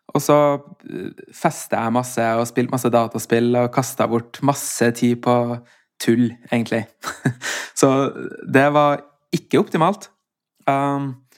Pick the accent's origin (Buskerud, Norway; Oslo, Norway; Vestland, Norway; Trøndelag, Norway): Trøndelag, Norway; Steinkjer; Vi var en guttegjeng uh, på Steinkjer, der jeg kommer fra